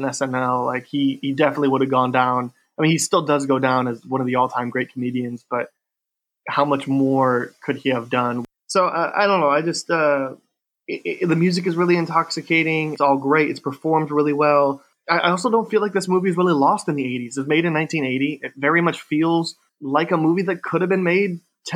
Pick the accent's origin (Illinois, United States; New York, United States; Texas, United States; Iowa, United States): Illinois, United States; near Chicago; I grew up near Chicago.